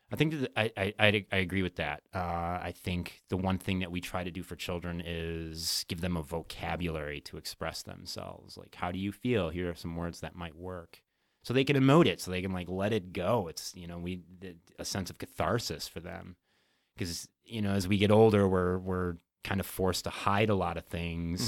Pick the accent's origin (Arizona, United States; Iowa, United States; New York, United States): New York, United States; Whitney Point; moved away; Upstate New York